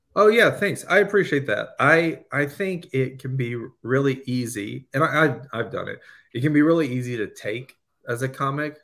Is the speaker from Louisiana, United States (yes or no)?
yes; Louisiana, United States; growing up in Louisiana